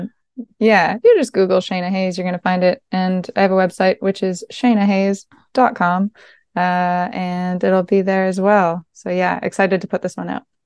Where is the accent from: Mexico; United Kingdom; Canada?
Canada; East Coast of Quebec; I grew up on the East Coast of Quebec, uh, in a region that is very, very Francophone, but I grew up in a tiny community of Irish um, Irish folks